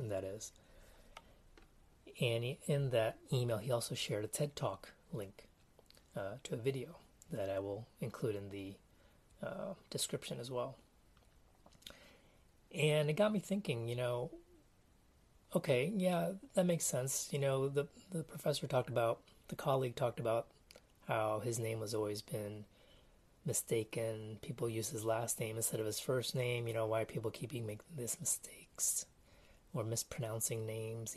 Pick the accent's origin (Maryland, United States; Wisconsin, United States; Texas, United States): Texas, United States; also born or lived in Canada / Taiwan; growing up in Texas